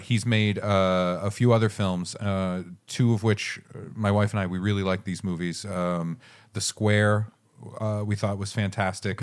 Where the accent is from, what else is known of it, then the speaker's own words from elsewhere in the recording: southern Maine, United States; I am from Maine